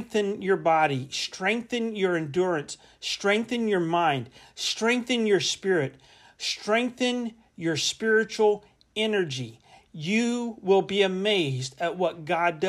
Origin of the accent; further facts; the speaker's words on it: Central Florida, United States; moved away as an adult; also born or lived in Kansas City; I grew up in Florida. In Florida, in Central Florida, it's primarily basically flat.